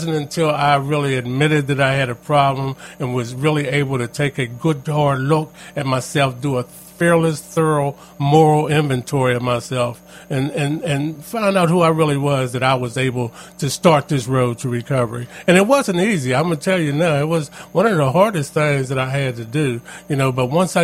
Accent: Pittsburgh, Pennsylvania, United States; also born or lived in McKeesport, Pennsylvania; I grew up in a Homewood Brushing area of Pittsburgh

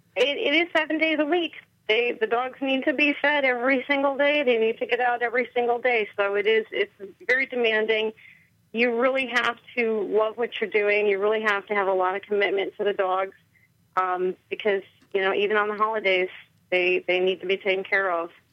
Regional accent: Chicago, Illinois, United States; moved away as an adult; now in White Oak, United States; I'm originally from Chicago. I was raised in the suburbs of Chicago.

